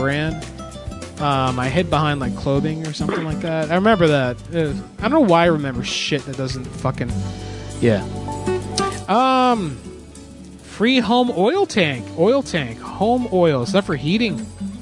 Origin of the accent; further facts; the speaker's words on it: Orlando, Florida, United States; I grew up in Orlando, went to Disney a lot, and my parents were cheap Puerto Ricans